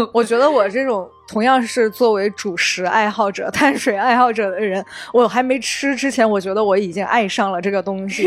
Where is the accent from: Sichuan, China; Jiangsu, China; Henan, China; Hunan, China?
Sichuan, China; moved away; 在我们老家都会有一句俗话是说啊，四川人对一道菜最高级的夸奖方式是打包回去明天煮面